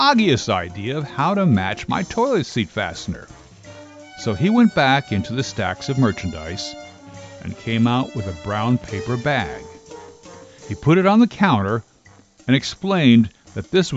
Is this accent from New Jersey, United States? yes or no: yes; New Jersey, United States; born or raised there